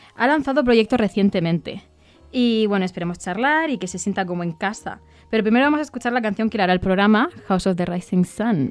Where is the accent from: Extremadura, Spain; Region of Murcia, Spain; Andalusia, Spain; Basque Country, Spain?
Region of Murcia, Spain; yo soy murciana